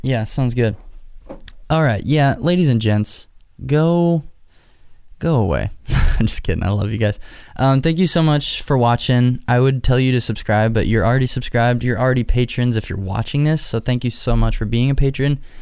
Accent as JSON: {"language": "English", "region": "Nebraska", "country": "United States", "said": "Omaha, Nebraska, my home state"}